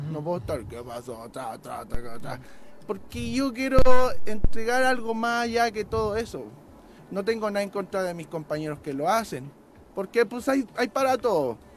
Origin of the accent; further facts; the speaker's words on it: Santiago, Santiago Metropolitan Region, Chile; moved away as an adult; also born or lived in Mexico; now in California, United States; soy chileno soy ah, chileno, soy ah. chileno. Ah, estoy, estoy, aquí, llegué el 2008 ya aquí por aquí por México